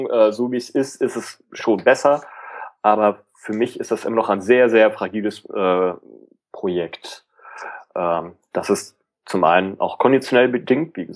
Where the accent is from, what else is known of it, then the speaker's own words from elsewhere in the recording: Hamburg, Germany; also man ist froh als Hamburger über jedes Stückchen Konstanz